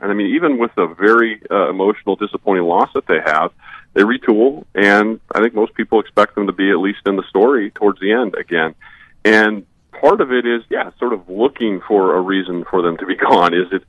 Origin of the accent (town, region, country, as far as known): Iowa, United States; born or raised there